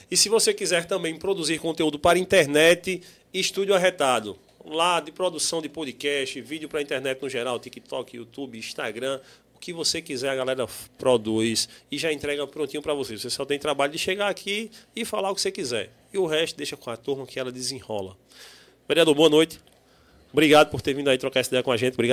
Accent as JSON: {"language": "Portuguese", "town": "João Pessoa", "region": "Paraíba", "country": "Brazil", "said": "Sou de João Pessoa, do bairro de Jaguaribe. Ali do lado, aqui em Jaguaribe."}